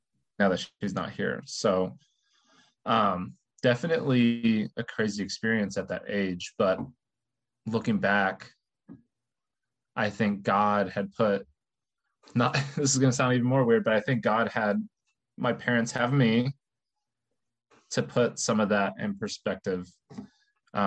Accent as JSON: {"language": "English", "town": "Terre Haute", "region": "Indiana", "country": "United States", "tie": "born or raised there", "said": "I'm one of 20 first cousins who all grew up in Terre Haute, Indiana"}